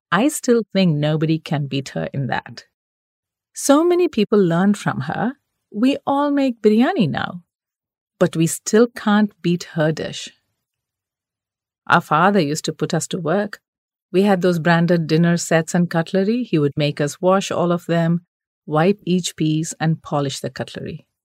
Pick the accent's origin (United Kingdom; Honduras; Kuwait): Kuwait; also born or lived in Kerala, India; Growing up in Kuwait during the 70s and 80s, Eid was celebrated with all the fervor befitting a Middle Eastern festival.